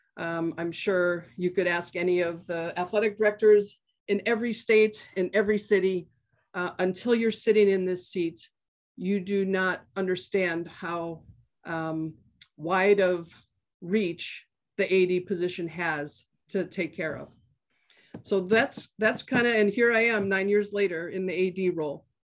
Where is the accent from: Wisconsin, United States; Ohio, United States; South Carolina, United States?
Wisconsin, United States; Milwaukee; moved away as an adult; now in Portland, United States; I grew up in Milwaukee, Wisconsin